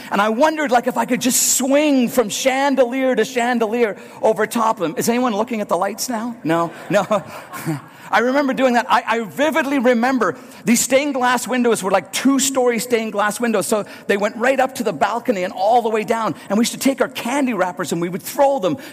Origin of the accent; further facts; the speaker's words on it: Northern Ireland, United Kingdom; Some of my earliest memories of going to church are as a young boy growing up in Northern Ireland.